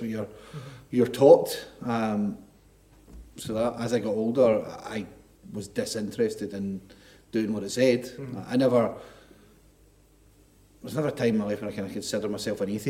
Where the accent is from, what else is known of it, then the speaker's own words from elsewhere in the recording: Milngavie, Scotland, United Kingdom; now in Dundee, United Kingdom; I grew up in a council house in Mulgay with no money.